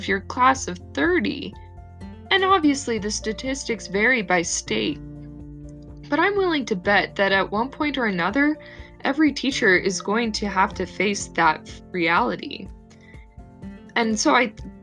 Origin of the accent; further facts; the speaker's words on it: Arizona, United States; moved away as an adult; now in Utah, United States; I grew up in Arizona. Now I'm attending Brigham Young University in Utah.